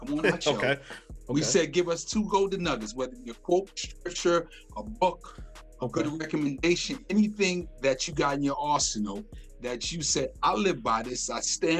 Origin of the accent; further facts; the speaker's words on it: New York City, New York, United States; moved away as an adult; now in North Carolina, United States; I'm originally from Brooklyn, New York.